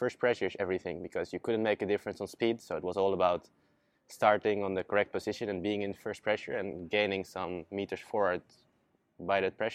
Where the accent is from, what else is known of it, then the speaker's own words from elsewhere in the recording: Zierikzee, Zeeland, Netherlands; I started sailing back in 2011 in my hometown Zierikzee, all the way in the south of Holland